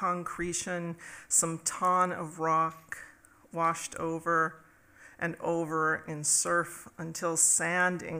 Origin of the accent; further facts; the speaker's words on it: United States; now in Minneapolis, United States; I'm from Minneapolis, and I grew up in Dakota country